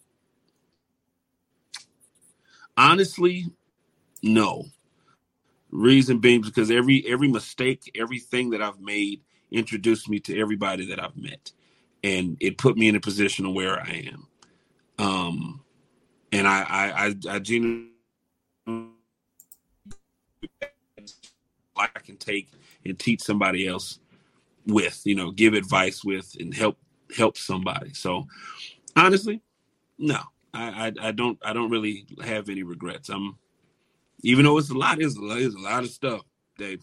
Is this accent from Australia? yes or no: no; Chicago, Illinois, United States; I'm a Chicago boy